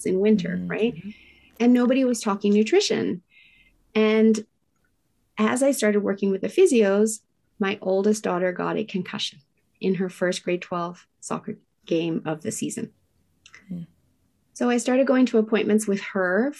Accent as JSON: {"language": "English", "region": "Tokyo", "country": "Japan", "tie": "born or raised there", "moved": "yes", "lives_now": "Whistler, Canada", "said": "I was raised in Tokyo, Japan in the 70s"}